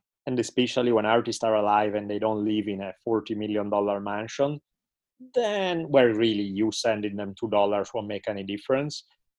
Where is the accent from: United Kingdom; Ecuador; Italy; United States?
Italy; growing up in Italy, where everything all the time is soccer.